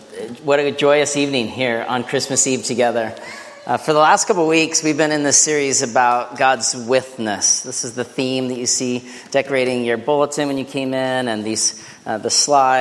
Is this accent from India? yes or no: no; northern British Columbia, Canada; now in Seattle, United States; I grew up fishing in northern British Columbia